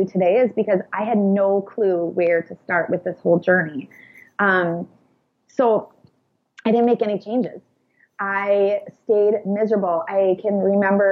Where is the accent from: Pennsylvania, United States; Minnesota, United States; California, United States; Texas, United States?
Minnesota, United States; about an hour south of Minneapolis; near my hometown, which is where we live now, which is about an hour south of Minneapolis